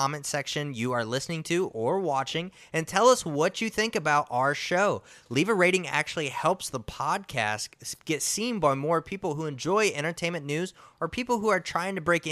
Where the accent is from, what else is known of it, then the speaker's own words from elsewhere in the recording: Midwest, United States; I'm from the Midwest